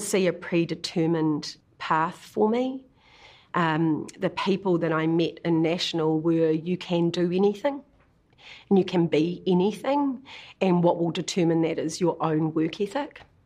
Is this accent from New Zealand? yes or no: yes; Kinloch, Waikato, New Zealand; moved away; we grew up in Kinloch predominantly, you know, on the shores of Lake Taupo